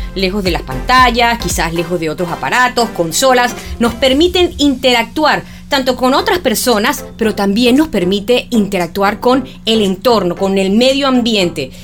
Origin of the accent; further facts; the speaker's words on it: Panama; soy periodista panameña